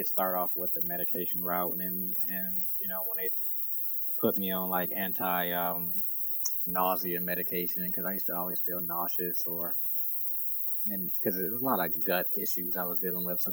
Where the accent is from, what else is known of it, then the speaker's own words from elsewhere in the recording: Detroit, Michigan, United States; also born or lived in South Florida; I'm originally from Detroit, and grew up 8 mile, East 8 mile in Detroit. Went to school in Detroit schools my whole life.